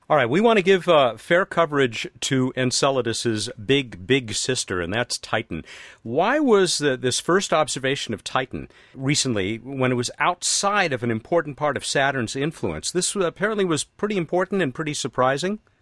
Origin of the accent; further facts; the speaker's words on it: United States; I'm another American